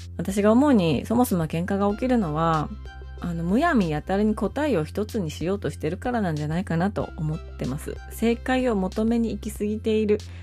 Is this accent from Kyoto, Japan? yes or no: yes; rural northern Kyoto Prefecture, Japan; moved away; also born or lived in Suita, Osaka; 私は京都のもっと田舎出身なんですよ。日本海側のすごく田舎。